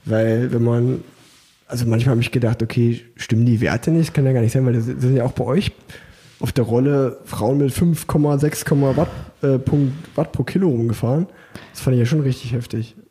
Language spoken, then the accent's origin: German; Unna, North Rhine-Westphalia, Germany; moved away as an adult; now in Cologne, Germany; ich komme ja eigentlich gebürtig aus Unna